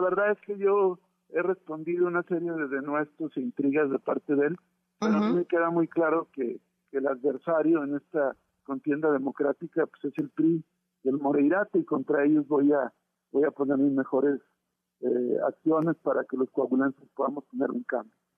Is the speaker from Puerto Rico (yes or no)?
no; Coahuila, Mexico; allá en mi tierra